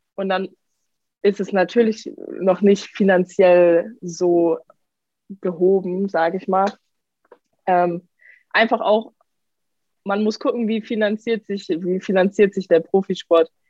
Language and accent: German; Karlsruhe, Baden-Württemberg, Germany; now in Paris, France; ich komme aus Karlsruhe